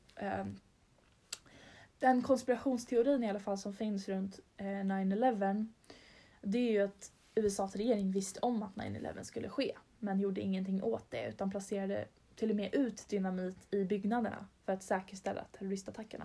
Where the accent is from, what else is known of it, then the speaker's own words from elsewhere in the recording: Stockholm, Stockholm County, Sweden; vi är två tjejer från Stockholm